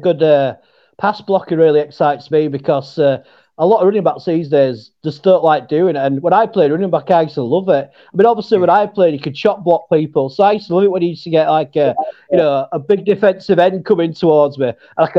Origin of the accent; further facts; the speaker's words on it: Yorkshire and the Humber, United Kingdom; accent: Yorkshire; Hey up, love. Just say hey up, love. That, you can't get any more Yorkshire than that.